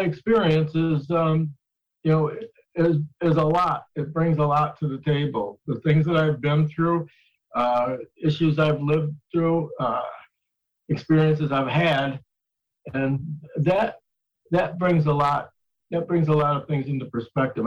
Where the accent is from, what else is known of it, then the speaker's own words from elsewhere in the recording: Niagara Falls, New York, United States; I grew up in Niagara Falls